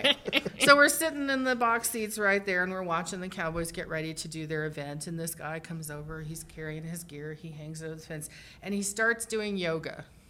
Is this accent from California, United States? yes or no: no; Las Cruces, New Mexico, United States; I grew up in Las Cruces, New Mexico, you know, 45 minutes from El Paso, but I'd only ever been to El Paso in Texas.